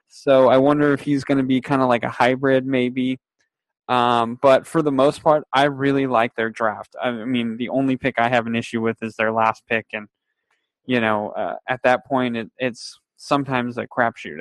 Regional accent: Fresno, California, United States; we're from Fresno

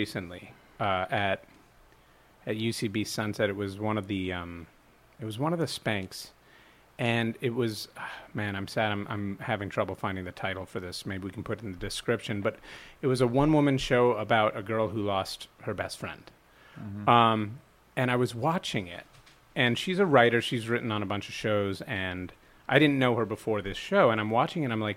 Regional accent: New York, United States; moved away as an adult; also born or lived in Montreal, Canada / Ohio; now in Los Angeles, United States; I was born in Montreal, raised in New York, school in Ohio, got back to New York, loved it, lived there for a bit

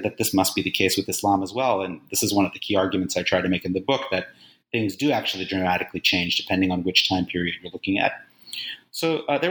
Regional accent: Acton, Massachusetts, United States; also born or lived in Uzbekistan; I grew up in Acton, Massachusetts, near where the Revolutionary War started.

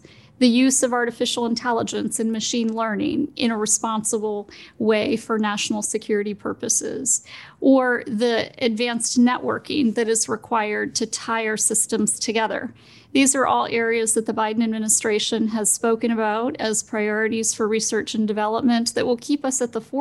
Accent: Smithsburg, Maryland, United States; Smithburg is a very small town

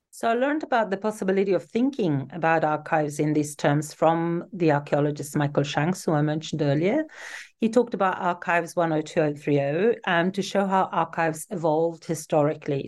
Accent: Turin, Piedmont, Italy; moved away as an adult; I was born in Turin in Italy, um, where I also grew up and lived until I was in my mid-twenties

